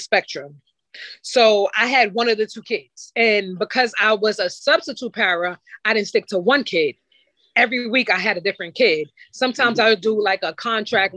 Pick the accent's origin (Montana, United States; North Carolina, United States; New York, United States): New York, United States; I'm from New York